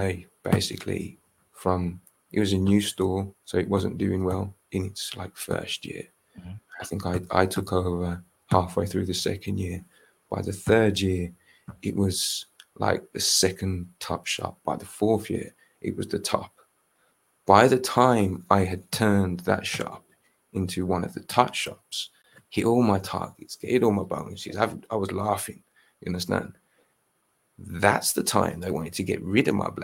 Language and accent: English; Birmingham, West Midlands, United Kingdom; I'm from Birmingham